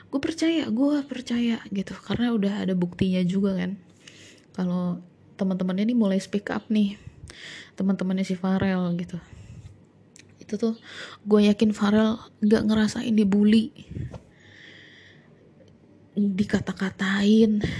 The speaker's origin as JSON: {"language": "Indonesian", "town": "Depok", "region": "West Java", "country": "Indonesia", "also_born_or_lived": "Yogyakarta", "said": "jadi gue dari Depok ke Jogja gitu ya dan sekolah di sana"}